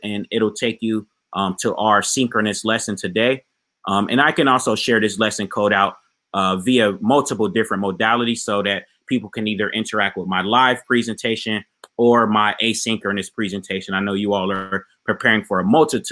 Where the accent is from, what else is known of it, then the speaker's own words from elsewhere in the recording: Ohio, United States; now in South Florida, United States; I'm actually in my home state of Ohio right now